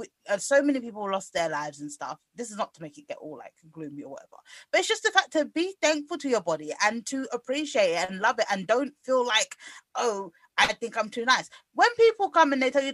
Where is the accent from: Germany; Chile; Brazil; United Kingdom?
United Kingdom; I guess we're just British.